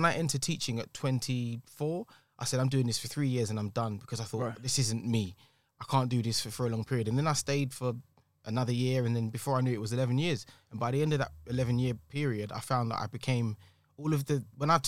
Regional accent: London, United Kingdom; I am a creative from East London, qualified teacher, taught for many years, 11 years

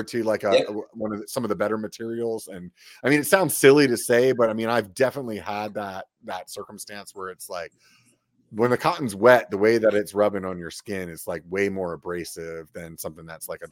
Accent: Pennsylvania, United States; now in Northern California, United States; I'm from Pennsylvania

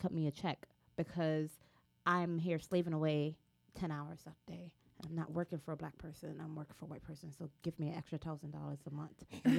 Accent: United States; I'm American, that's the first thing they're going to be looking at me.

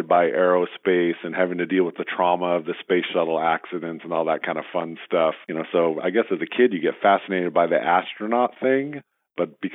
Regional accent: Southern California, United States; also born or lived in Michigan; now in San Jose, United States; my dad switched careers and got into aerospace, which brought us to Southern California.

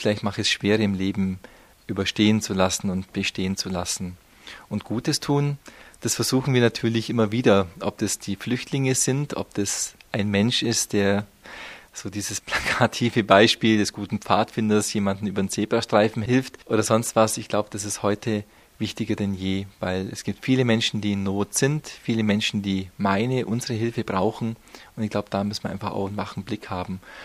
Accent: Memmingen, Bavaria, Germany; also born or lived in Rhineland; als Schwabe, ich komme ja aus dem Unterallgäu, aus Memmingen

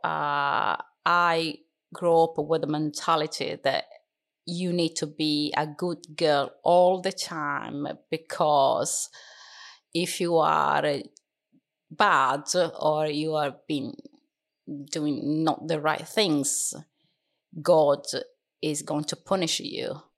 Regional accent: Catania, Sicily, Italy; English is a second language; moved away as an adult; now in Darlington, United Kingdom; my country is italy I was born in Sicily, in a beautiful town, mm-hmm. actually, city called Catania.

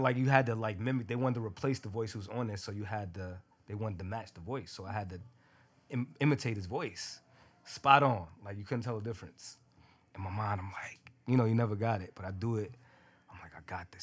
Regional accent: New York City, New York, United States; I'm a kid from Brooklyn from the hood

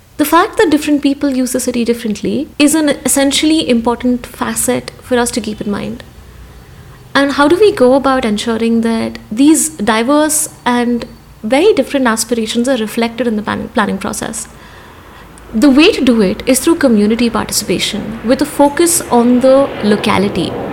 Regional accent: Hyderabad, Telangana, India; As a young woman growing up in Hyderabad

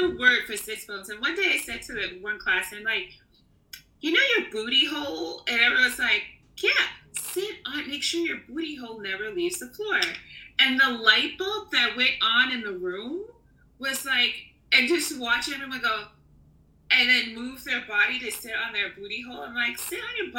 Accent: New York, United States; moved away as an adult; now in Barcelona, Spain; I'm a New Yorker

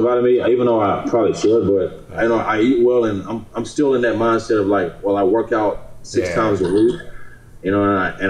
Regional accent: Nigeria; because I'm from Nigeria. So I'm planning on doing things with my parents in Nigeria

